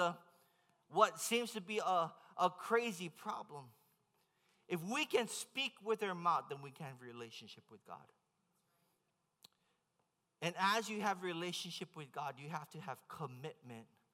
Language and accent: English; Hawaii, United States; I'm from Hawaii